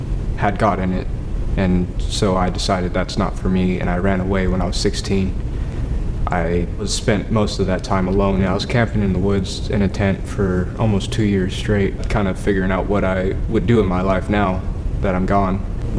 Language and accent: English; Valley Springs, United States; I grew up in Valley Springs.